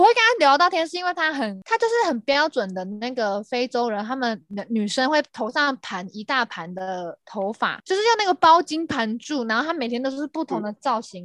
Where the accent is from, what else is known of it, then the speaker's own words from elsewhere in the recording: Taiwan; 像之前我在美国，然后我就会说，哦，我是台湾人